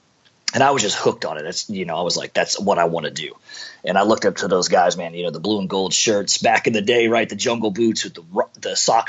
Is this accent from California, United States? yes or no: yes; San Diego, California, United States; And the neighborhood I grew up in, I grew up in Southeast San Diego. Off of place called Skyline Drive.